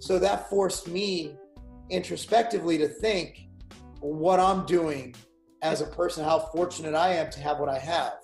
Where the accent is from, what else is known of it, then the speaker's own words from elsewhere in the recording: United States; I speak as an American